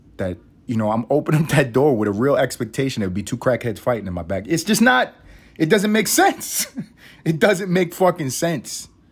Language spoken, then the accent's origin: English; New York City, New York, United States; now in Atlanta, United States; I grew up in New York City